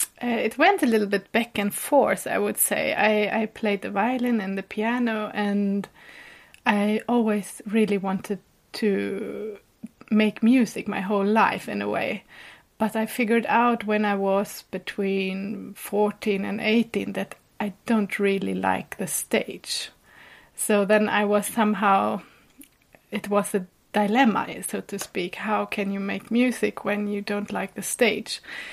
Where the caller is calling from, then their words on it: Gotland, Sweden; I'm calling from the island Gotland, which is in the Baltic Sea, outside the east coast of Sweden.